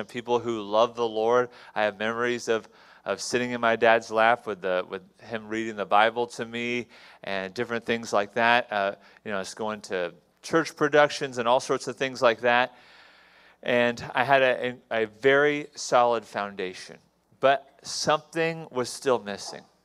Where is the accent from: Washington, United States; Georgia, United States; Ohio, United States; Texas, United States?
Texas, United States; Houston; I was born in Houston, Texas